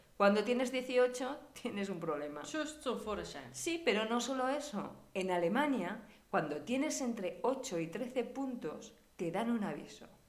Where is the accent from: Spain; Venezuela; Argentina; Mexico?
Spain; moved away as an adult; now in Germany; Somos españolas